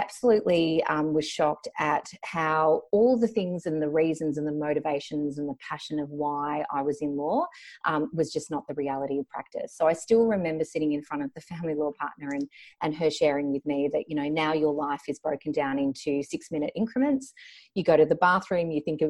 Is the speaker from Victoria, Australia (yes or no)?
yes; Melbourne, Victoria, Australia; also born or lived in Banbury, England; grew up in Melbourne, one of the luckiest and most livable cities in the world.